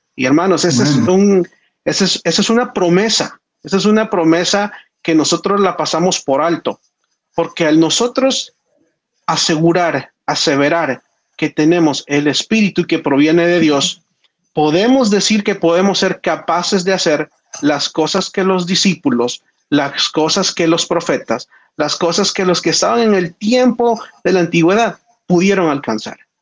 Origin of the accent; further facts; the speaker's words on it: El Salvador; en el colegio adventista de donde yo soy en El Salvador